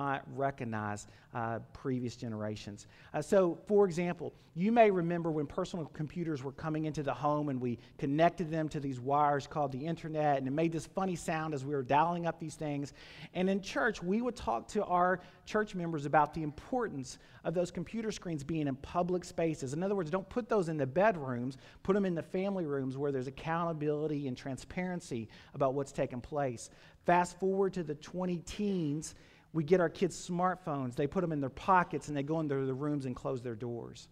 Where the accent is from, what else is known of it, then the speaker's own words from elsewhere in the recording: Campbellsville, Kentucky, United States; I grew up in Taylor County. Camelsville is my hometown, and grew up on a farm out in that area